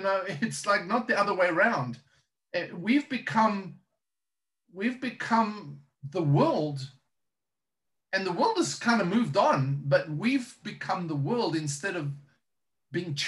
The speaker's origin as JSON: {"language": "English", "country": "South Africa", "moved": "as an adult", "lives_now": "United States", "said": "I'm South African."}